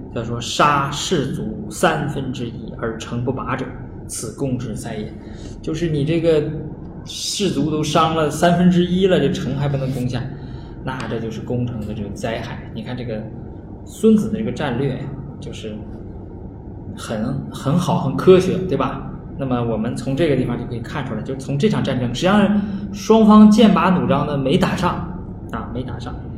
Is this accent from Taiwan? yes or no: no; Northeast China, China; 我们东北话